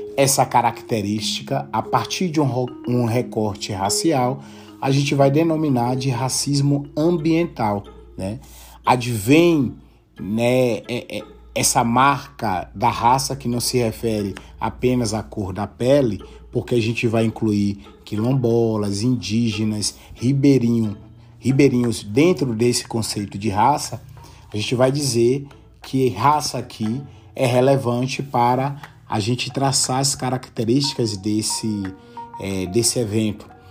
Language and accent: Portuguese; interior of Bahia, Brazil; moved away as an adult; also born or lived in Brasília, Brazil; now in Salamanca, Spain; sou baiano do interior da Bahia